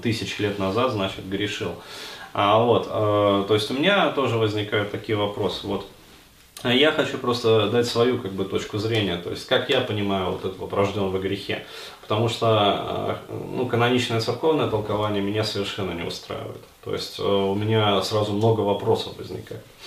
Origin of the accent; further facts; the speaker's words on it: Russia; у меня, например, как у русского человека